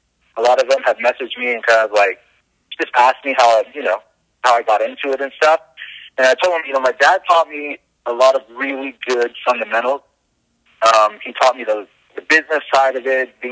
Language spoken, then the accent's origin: English; Los Angeles, California, United States; moved away as an adult; also born or lived in Van Nuys, California; now in Florida, United States; In L.A. County, I grew up in the Valley, San Fernando Valley.